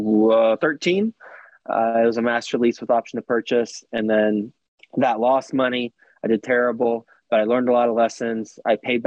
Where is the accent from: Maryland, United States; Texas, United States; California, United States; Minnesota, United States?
Texas, United States; moved away as an adult; also born or lived in New York City; I am from Texas originally, went to school at Texas Tech, and moved to New York City right out of college.